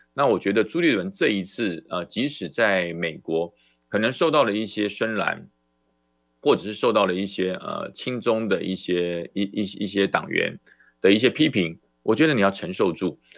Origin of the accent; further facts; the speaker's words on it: Taiwan; 那才是我的家，台澎金马，那才是我的家